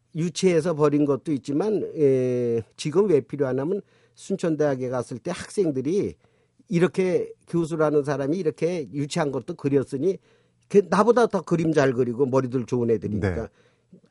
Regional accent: North Korea; now in South Korea; 둘 다 이북 출신이고

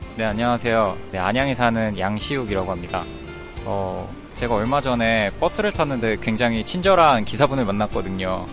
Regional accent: Busan, South Korea; 저는 부산에서 온

